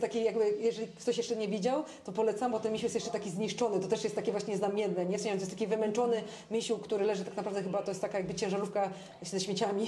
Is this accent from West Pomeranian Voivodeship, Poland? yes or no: yes; Szczecin, West Pomeranian Voivodeship, Poland; ja jako szczecinianka